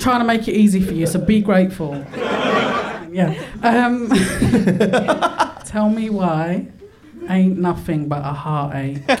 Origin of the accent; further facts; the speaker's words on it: London, United Kingdom; first language English; I was born in Hackney.